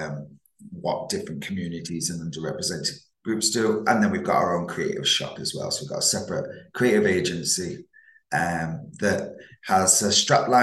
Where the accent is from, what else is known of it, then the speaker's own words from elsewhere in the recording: Manchester, North West England, United Kingdom; accent: Manchester; also born or lived in Isle of Man; But born in the Isle of Man, grew up around the Northwestern and Manchester. Definitely got a Manchester accent